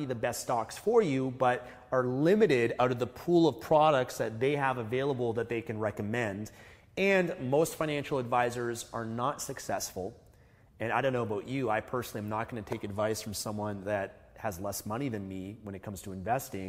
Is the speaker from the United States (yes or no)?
no; Canada; we're from Canada, that's where we started investing